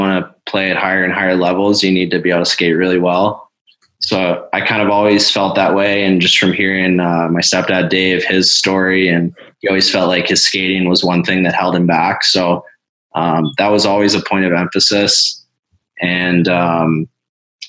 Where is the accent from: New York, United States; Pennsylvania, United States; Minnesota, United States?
Pennsylvania, United States; central; my hometown in central Pennsylvania